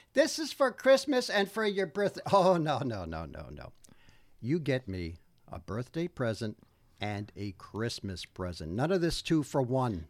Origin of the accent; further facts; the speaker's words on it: Old Bridge, New Jersey, United States; I grew up in Old Bridge, New Jersey, which is in Middlesex County